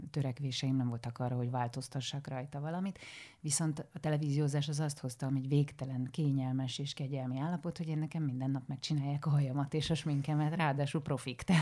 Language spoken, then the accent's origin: Hungarian; Szarvas, Békés, Hungary; moved away as an adult; also born or lived in Szentes / Kecskemét; now in Budapest, Hungary; Szarvasi is vagyok, szarvasi, és, és szentesen, szentesen jártam gimnáziumba.